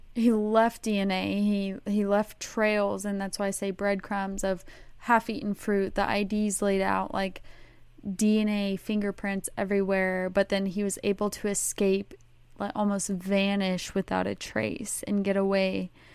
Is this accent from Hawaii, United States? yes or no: no; Texas, United States; I'm from Texas and Texas is huge